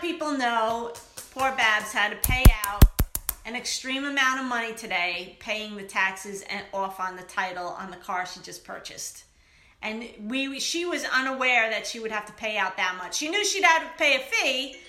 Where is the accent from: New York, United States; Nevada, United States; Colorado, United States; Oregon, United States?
New York, United States; New York City; growing up in New York City